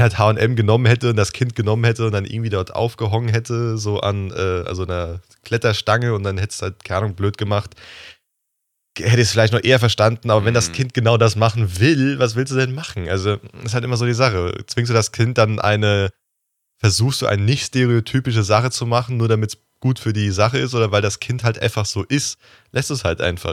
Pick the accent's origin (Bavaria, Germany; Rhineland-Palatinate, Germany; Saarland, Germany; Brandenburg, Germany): Rhineland-Palatinate, Germany; bei uns in Rheinland-Pfalz gab es den öfters, den Laden